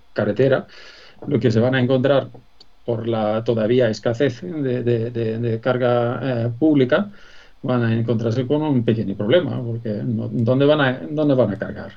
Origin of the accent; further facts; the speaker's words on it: Sweden; accent: Swedish; Spanish is a second language; moved away as an adult; now in Spain; por mi nombre, mi acento. Ya has dado cuenta que soy español adoptado, pero sueco